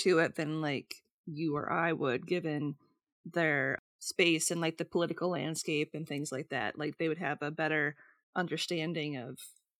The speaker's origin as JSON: {"language": "English", "country": "United States", "said": "as Americans"}